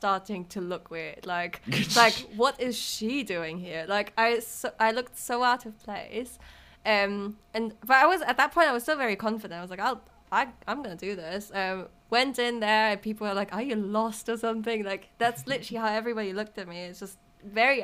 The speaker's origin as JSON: {"language": "English", "country": "Germany", "also_born_or_lived": "Paris / Berlin / Nottingham", "second_language": "English", "moved": "as an adult", "lives_now": "London, United Kingdom", "said": "I'm from Germany, but I've lived lots of different places in Paris before, and in Berlin, and in Nottingham, and in London now"}